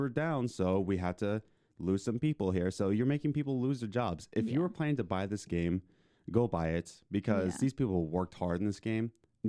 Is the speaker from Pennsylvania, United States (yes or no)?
yes; Philadelphia, Pennsylvania, United States; we're from Philly.